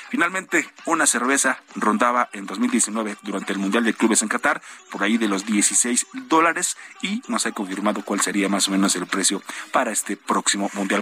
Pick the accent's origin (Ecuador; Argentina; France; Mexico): Mexico